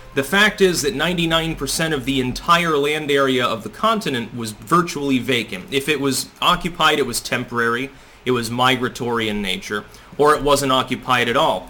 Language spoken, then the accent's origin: English; United States; I'm from the United States.